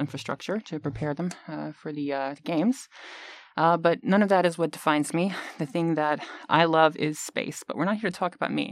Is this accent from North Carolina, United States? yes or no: no; Memphis, Tennessee, United States; moved away as an adult; also born or lived in New York City / Los Angeles; now in Tokyo, Japan; I'm an American who has been living in Tokyo for about just shy of ten years, and, uh, originally from the northwestern Mississippi sort of Memphis area